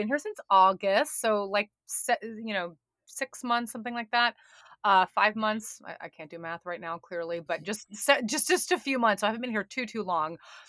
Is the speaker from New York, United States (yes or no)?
yes; New York, United States; I still do not have a driver's license or a car. I'm a New Yorker at heart.